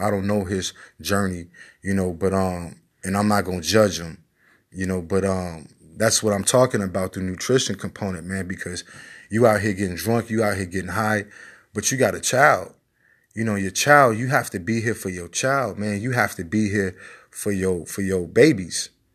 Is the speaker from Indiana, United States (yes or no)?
no; Chicago, Illinois, United States; I'm from Chicago